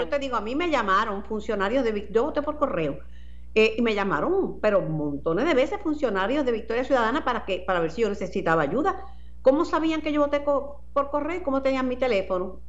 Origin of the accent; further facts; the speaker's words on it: Mayagüez, Puerto Rico; mi pueblo natal, Mayagüez